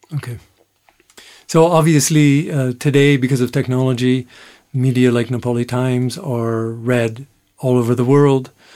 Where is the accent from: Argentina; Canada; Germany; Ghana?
Canada; I'm from Canada